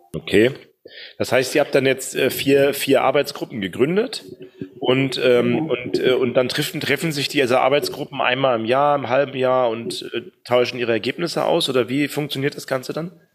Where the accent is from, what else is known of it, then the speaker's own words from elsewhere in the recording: East Germany, Germany; moved away; also born or lived in Bamberg; als Ossi im Westen